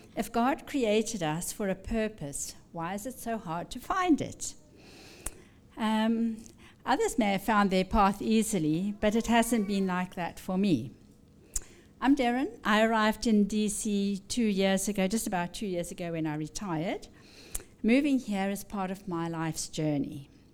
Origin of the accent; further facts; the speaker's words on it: Zimbabwe; now in Washington, D.C., United States; I was born in Rhodesia, which is now Zimbabwe